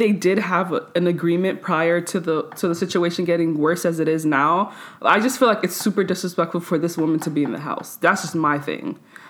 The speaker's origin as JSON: {"language": "English", "country": "Nigeria", "said": "because I'm Nigerian."}